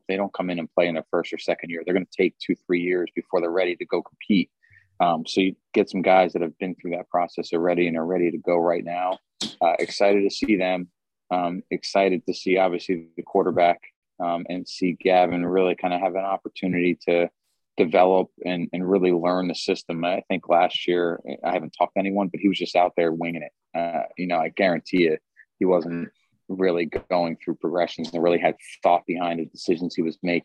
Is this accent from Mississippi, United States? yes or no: no; New Jersey, United States; moved away as an adult; also born or lived in Seattle; I'm from New Jersey, born and raised